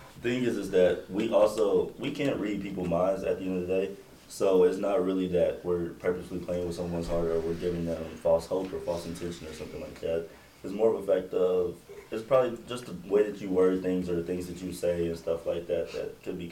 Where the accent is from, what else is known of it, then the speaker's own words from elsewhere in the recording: Midwest, United States; now in Lexington, United States; I'm from the Midwest and I'm not from here